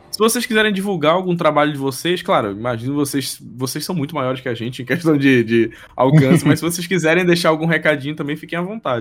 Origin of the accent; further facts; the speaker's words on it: Belém, Pará, Brazil; somos de Belém